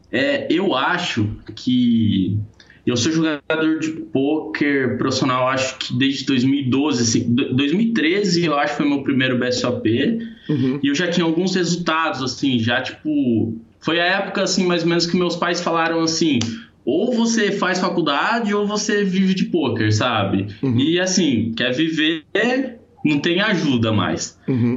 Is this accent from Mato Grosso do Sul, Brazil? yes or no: yes; Paranaíba, Mato Grosso do Sul, Brazil; eu sou de Paranaíba, Mato Grosso do Sul, uma cidade de interior, uma cidade muito pequena